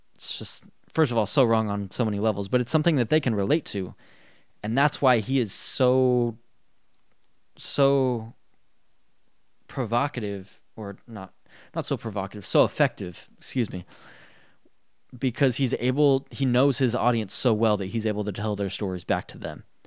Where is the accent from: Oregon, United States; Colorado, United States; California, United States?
Colorado, United States; I was raised in Colorado